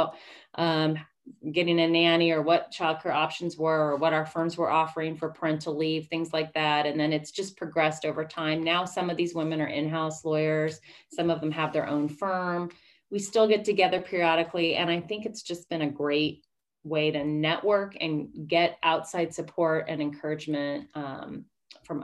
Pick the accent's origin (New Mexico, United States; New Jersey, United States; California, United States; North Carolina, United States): California, United States; Bay Area; now in Sacramento, United States; I grew up in the Bay Area